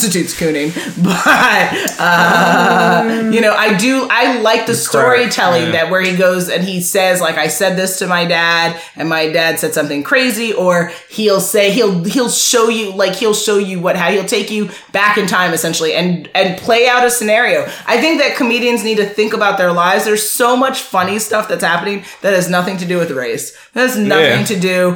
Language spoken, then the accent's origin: English; Jamaica; I'm Jamaican